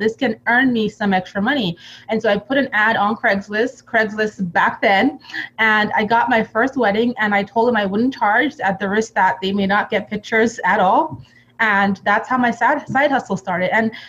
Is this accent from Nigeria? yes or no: yes; Nigeria; also born or lived in Europe; Yeah, so I actually grew up, you know, between Nigeria and Europe.